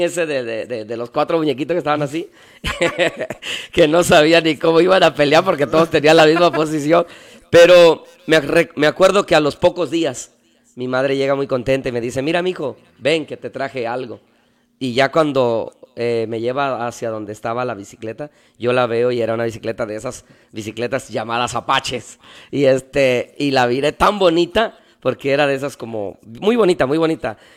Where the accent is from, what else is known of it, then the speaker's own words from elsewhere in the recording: Veracruz, Mexico; moved away as an adult; now in Tijuana, Mexico; yo nací en la ciudad de Veracruz. Yo soy del puerto de Veracruz. Y ahí viví toda mi, infancia hasta los 21 años.